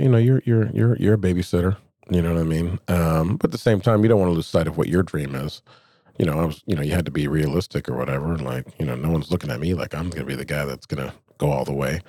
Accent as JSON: {"language": "English", "town": "Anchorage", "region": "Alaska", "country": "United States", "tie": "born or raised there", "said": "I grew up here in Anchorage"}